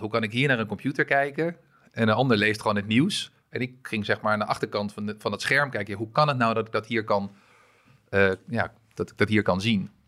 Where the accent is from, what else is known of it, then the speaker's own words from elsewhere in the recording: Amstelveen, North Holland, Netherlands; also born or lived in France; ik ben mijn hele leven opgegroeid in, in Amstelveen